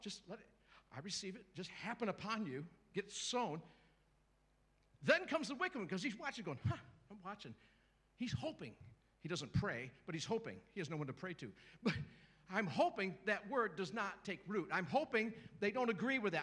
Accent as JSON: {"language": "English", "country": "United States", "tie": "born or raised there", "said": "I grew up in the Episcopal Church in America"}